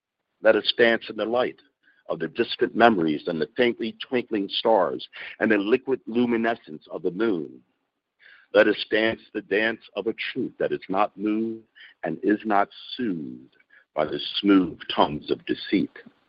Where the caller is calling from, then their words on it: Pennsylvania, United States; I'm calling from Pennsylvania.